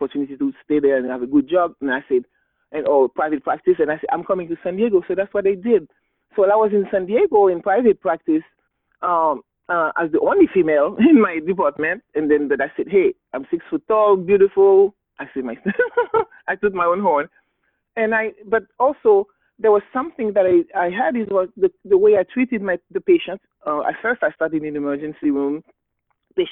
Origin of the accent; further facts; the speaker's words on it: Haiti; English is a second language; I was born and raised in Haiti